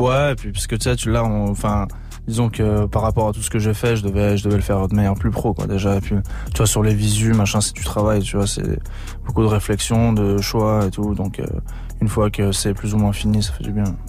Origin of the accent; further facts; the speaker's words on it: Saint-Étienne, Auvergne-Rhône-Alpes, France; je suis originaire de Saint-Etienne